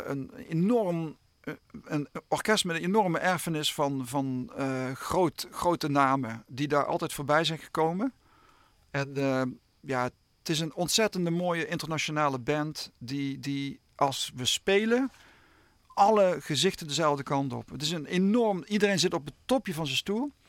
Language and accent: Dutch; Limburg, Netherlands; accent: Limburgish; Maar mijn vrouw die heeft me laatst beticht dat mijn accent aan het veranderen was.